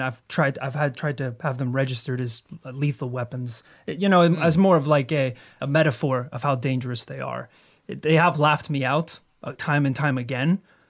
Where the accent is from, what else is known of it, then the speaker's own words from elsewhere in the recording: Northern Ireland, United Kingdom; My sister was actually attacked by a goat. Growing up in Northern Ireland.